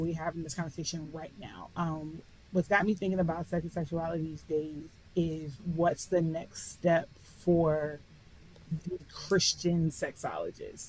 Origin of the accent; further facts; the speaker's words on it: Philadelphia, Pennsylvania, United States; I was born and raised in Philadelphia.